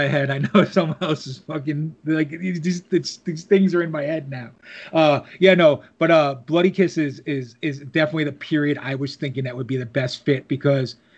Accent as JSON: {"language": "English", "region": "New Jersey", "country": "United States", "tie": "born or raised there", "also_born_or_lived": "New York area", "said": "I grew up in New Jersey, lived in the New York area"}